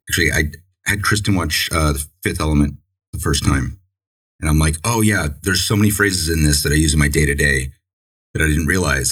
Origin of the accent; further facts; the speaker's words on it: San Diego, California, United States; now in Maine, United States; when I was you know growing up in San Diego